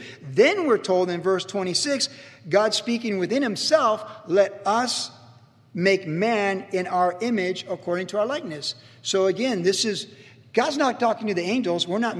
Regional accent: Cleveland, Ohio, United States; born there; But I am blonde. I was born in Cleveland, Ohio in 1961.

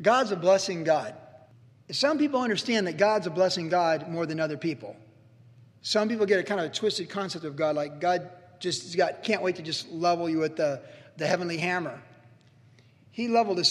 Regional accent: Quantico, Virginia, United States; also born or lived in Cleveland, Ohio; as a kid growing up in Quantico

